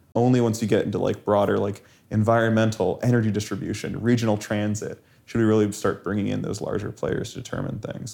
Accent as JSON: {"language": "English", "town": "Las Vegas", "region": "Nevada", "country": "United States", "tie": "born or raised there", "said": "I had some kinda sketchy friends when I grew up in Las Vegas"}